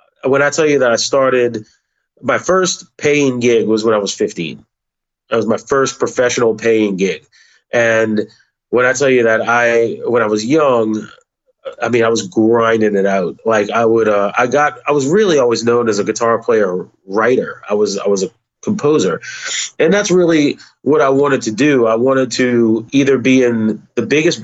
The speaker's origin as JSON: {"language": "English", "town": "Metairie", "region": "Louisiana", "country": "United States", "tie": "born or raised there", "said": "I grew up in a suburb called Metairie and went to school there, was born and raised there"}